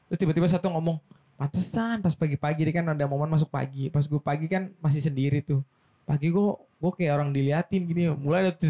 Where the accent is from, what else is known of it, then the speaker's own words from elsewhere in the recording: Java, Indonesia; kalau uh, rumah baru biasa lah kan sebagai orang Jawa tuh kayak ada tatanan atau istilah atau bahasanya apa ya?